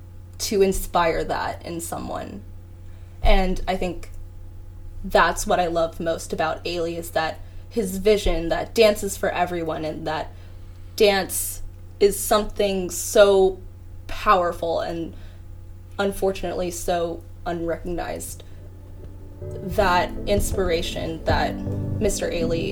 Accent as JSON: {"language": "English", "country": "Philippines", "said": "For me personally, as a Filipino dancer, I literally don't have any Filipino dancers that I look up to."}